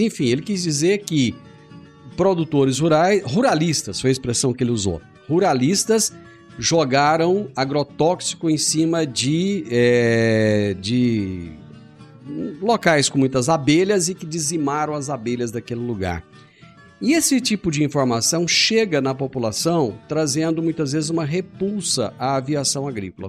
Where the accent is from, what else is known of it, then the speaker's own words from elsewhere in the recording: Rio Verde, Goiás, Brazil; Eu nasci em Rio Verde, eu tenho assim o prazer de dizer que eu nasci aqui